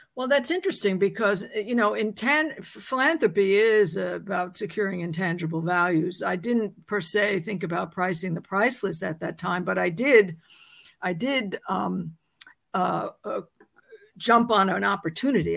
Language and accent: English; New York City, New York, United States; I was born in New York City, um, I went to public schools